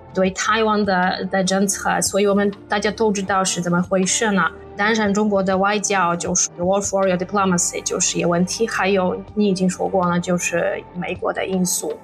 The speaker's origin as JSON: {"language": "Chinese", "country": "Poland", "tie": "born or raised there", "second_language": "Chinese", "said": "我住在小城市里花沙不太远"}